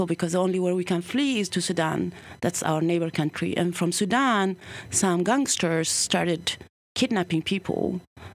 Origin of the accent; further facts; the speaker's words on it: Sweden; also born or lived in Eritrea; I grew up in Sweden